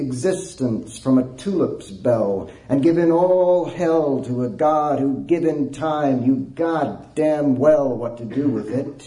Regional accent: Snyder, Texas, United States; I grew up in West Texas, in a little bitty town in West Texas called Snyder.

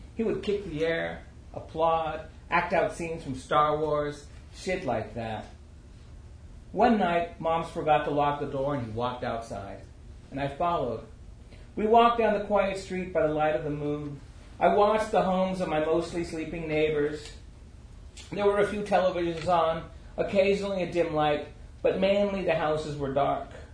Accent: Chico, California, United States; moved away as an adult; also born or lived in Santa Barbara; now in New Mexico, United States; I'm a Chicano writer originally from California. Grew up and born and raised in Northern California, uh, outside Chico

